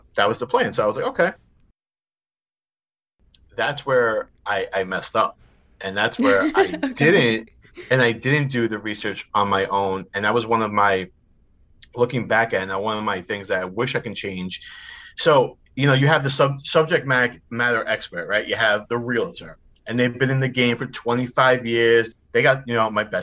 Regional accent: New York City, New York, United States; also born or lived in Rhode Island; I am from Staten Island, New York. I am 37 years old, born and raised in New York City. I lived here my entire life

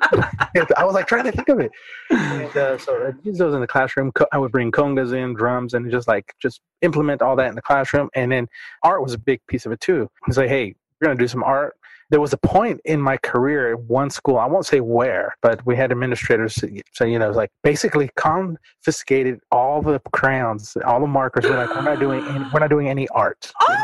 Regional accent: California, United States; now in Duncanville, United States; I'm a transplant from California, so I taught, trying to do the math, 11 years out there, and then when I came here

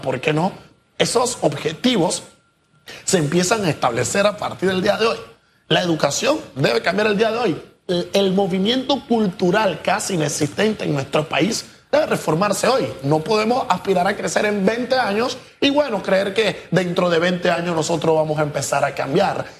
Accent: Panama; nosotros, como ciudadanos panameños

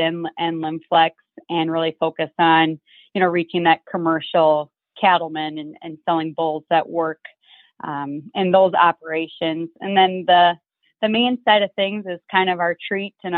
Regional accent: Mitchell, South Dakota, United States; I'm from Mitchell, South Dakota.

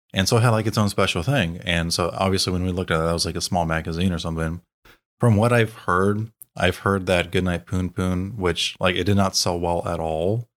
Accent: United States; as Americans

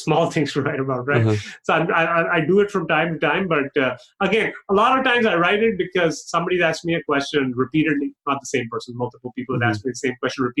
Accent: Pakistan; moved away; I grew up in Pakistan

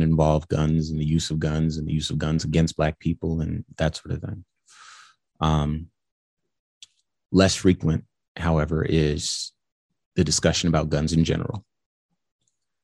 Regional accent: Compton, California, United States; I'm from Compton, California

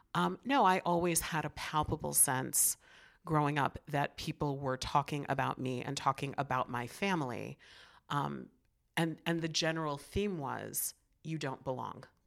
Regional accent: Chicago, Illinois, United States; also born or lived in New York; I grew up in the city of Chicago in the seventies

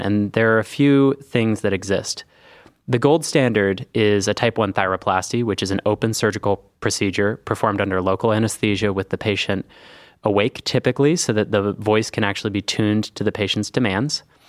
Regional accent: Northern California, United States; moved away as an adult; now in Cleveland, United States; I grew up in Northern California

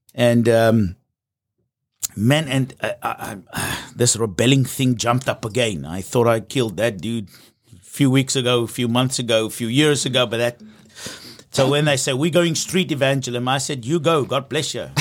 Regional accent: South Africa; I'm from South Africa

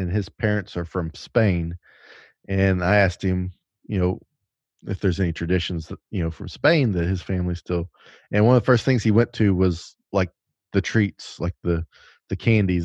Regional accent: the South, United States; I'm basically from the South

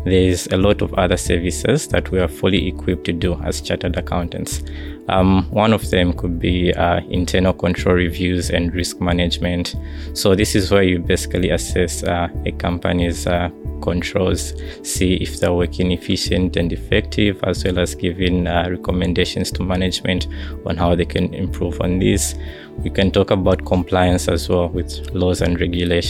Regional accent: Lusaka, Lusaka Province, Zambia; I come from Lusaka, Zambia

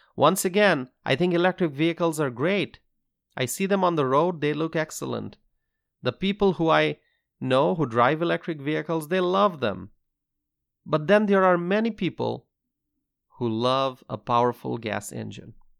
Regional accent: United States; As a freedom-loving American

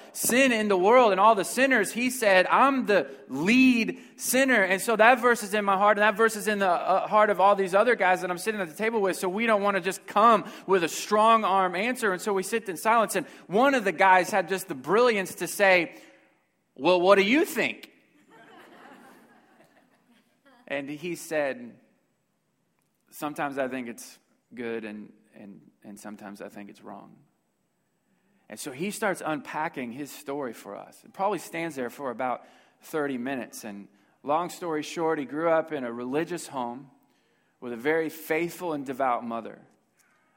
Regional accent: Houston, Texas, United States; I'm from Houston, Texas

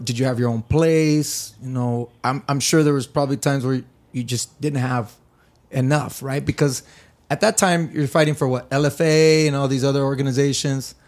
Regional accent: California, United States; I grew up in California.

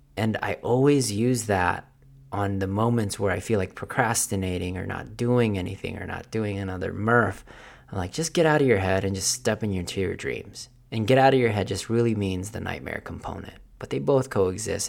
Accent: Philippines; accent: Filipino; my Filipino accent

